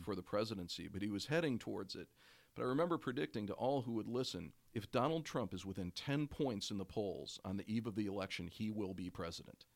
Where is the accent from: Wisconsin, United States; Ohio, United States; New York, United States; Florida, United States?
Wisconsin, United States; Oshkosh; when I was growing up in Oshkosh, Wisconsin, suburban north of Oshkosh, Wisconsin.